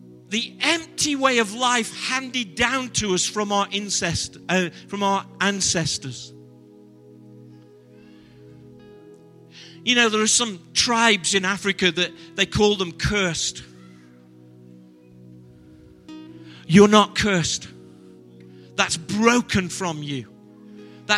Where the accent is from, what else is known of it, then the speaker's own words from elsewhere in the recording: Stoke-on-Trent, West Midlands, United Kingdom; I'm from Stoke-on-Trent.